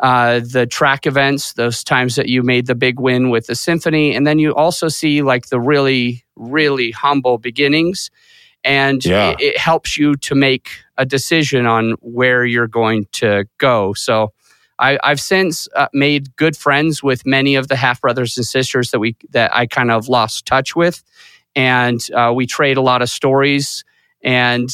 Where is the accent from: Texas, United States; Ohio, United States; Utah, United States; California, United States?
Utah, United States; moved away as an adult; now in Colorado, United States; I started growing up in Utah for several years